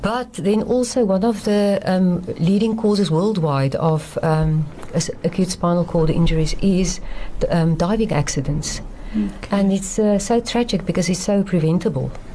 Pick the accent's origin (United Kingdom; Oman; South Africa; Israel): South Africa; Stellenbosch, Western Cape; moved away as an adult; also born or lived in Kroonstad; now in Cape Town, South Africa; I come originally, I'm from Stellenbosch